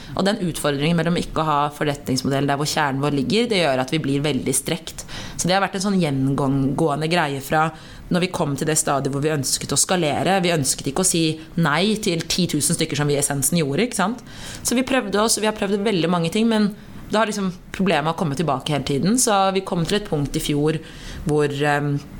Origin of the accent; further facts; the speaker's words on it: Norway; jeg har bakgrunn fra Eritrea, men født og oppvokst i Norge